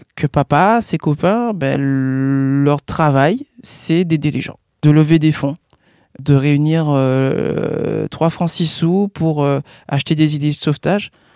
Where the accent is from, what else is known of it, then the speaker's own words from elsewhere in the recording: Guadeloupe; Je suis né en Guadeloupe